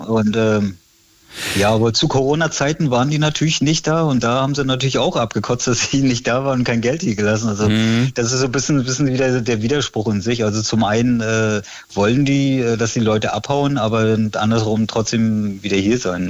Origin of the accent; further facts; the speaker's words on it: Rügen, Mecklenburg-Vorpommern, Germany; also born or lived in Berlin; ich bin gebürtiger Ruganer